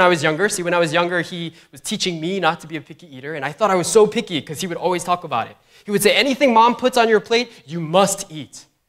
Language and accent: English; New York, United States; as a New Yorker